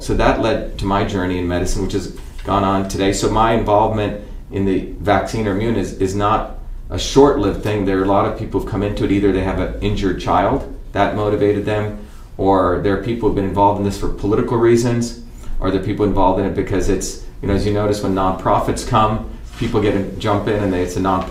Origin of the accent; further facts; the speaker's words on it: India; moved away; when I was a kid growing up in India.